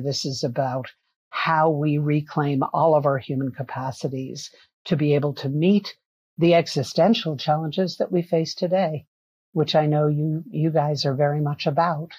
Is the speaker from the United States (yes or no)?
yes; New York City, New York, United States; I grew up in New York City. I'm a city kid